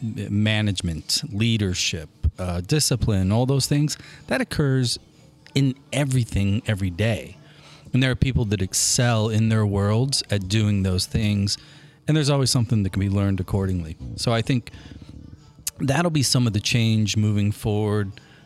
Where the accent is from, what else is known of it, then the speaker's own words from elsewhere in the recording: United States; I'm an American and we have so much more experience in winning at this game than Brazilians.